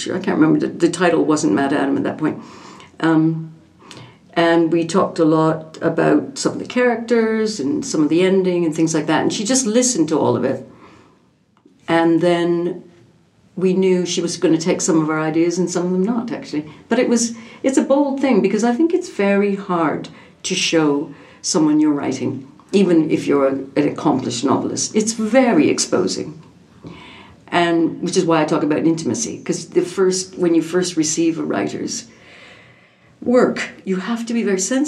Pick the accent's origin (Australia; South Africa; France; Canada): Canada; now in United Kingdom; being Canadian